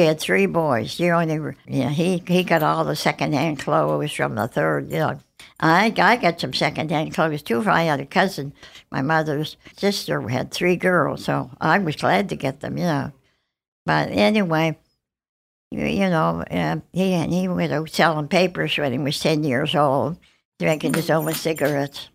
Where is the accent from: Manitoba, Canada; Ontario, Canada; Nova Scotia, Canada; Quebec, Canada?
Nova Scotia, Canada; Halifax; also born or lived in Worcester, Massachusetts, United States / Montreal, Canada; I grew up in Halifax